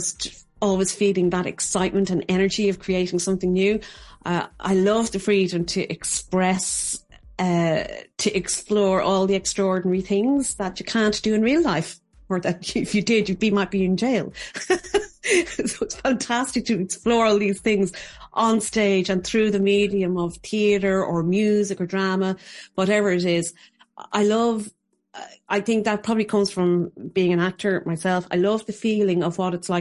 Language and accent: English; Dublin, Leinster, Ireland; now in Kilkenny, Ireland; I'm originally from Ballymun in Dublin, on the north side of Dublin, and I now live in the heart of Kilkenny City